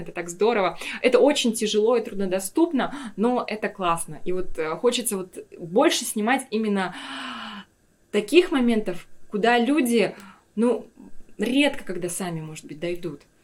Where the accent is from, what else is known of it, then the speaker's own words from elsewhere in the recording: Yakutia, Sakha Republic, Russia; moved away as an adult; also born or lived in Moscow, Russia / Stockholm, Sweden; Я всегда говорила, я из Якутии